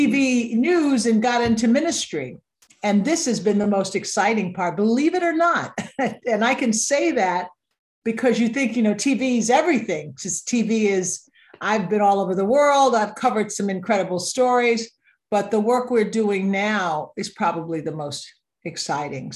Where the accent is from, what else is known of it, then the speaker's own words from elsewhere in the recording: Little Rock, Arkansas, United States; now in Boston, United States; I grew up in Little Rock, Arkansas, at a time when Martin Luther King was just beginning